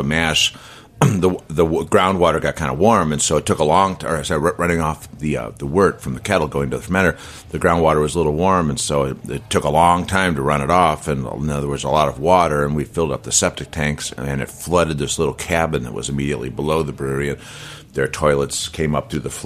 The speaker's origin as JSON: {"language": "English", "town": "Chicago", "region": "Illinois", "country": "United States", "tie": "born or raised there", "moved": "yes", "said": "growing up in Chicago as I did"}